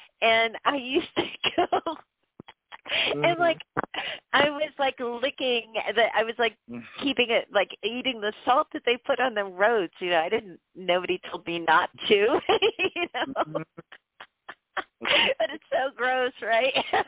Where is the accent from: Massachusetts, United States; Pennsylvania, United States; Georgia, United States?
Pennsylvania, United States; but I grew up in Pennsylvania.